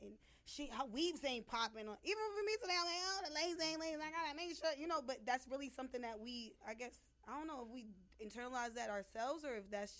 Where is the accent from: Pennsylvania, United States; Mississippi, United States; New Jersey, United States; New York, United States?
New York, United States; just being a New Yorker, I gave her a hard time.